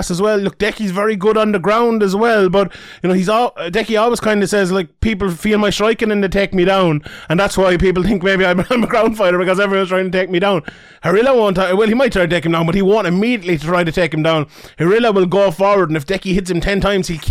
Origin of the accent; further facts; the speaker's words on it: Ireland; I'm Irish